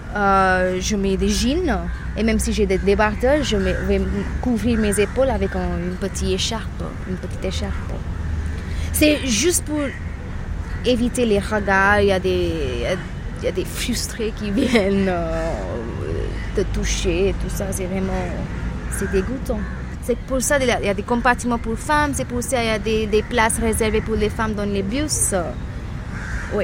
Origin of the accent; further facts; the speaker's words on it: Mumbai, Maharashtra, India; je suis de Bombay